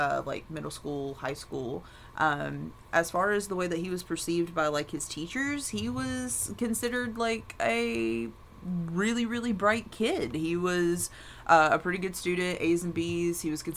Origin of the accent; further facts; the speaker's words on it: London, Kentucky, United States; I was born in London, Kentucky